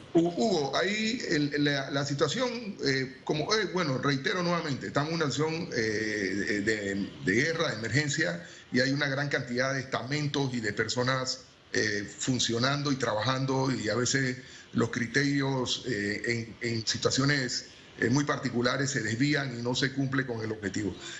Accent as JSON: {"language": "Spanish", "country": "Panama", "said": "como panameño"}